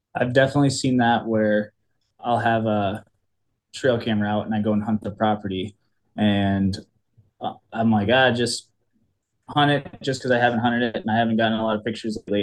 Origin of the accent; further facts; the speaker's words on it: Cedar Rapids, Iowa, United States; born and raised in Cedar Rapids, Iowa. It's the eastern half of the state